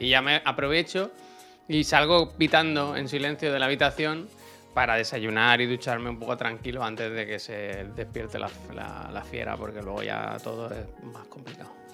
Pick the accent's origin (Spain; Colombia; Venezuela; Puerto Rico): Spain; Si yo te escribo desde España